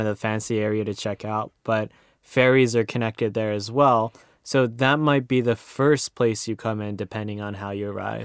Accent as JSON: {"language": "English", "country": "Japan", "said": "as a Japanese person"}